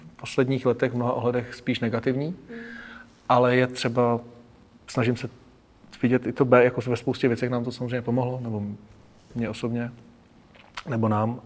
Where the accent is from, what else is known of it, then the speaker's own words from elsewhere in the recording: Hořovice, Central Bohemian Region, Czechia; já jsem z Hořovic a to máme podbrdský noviny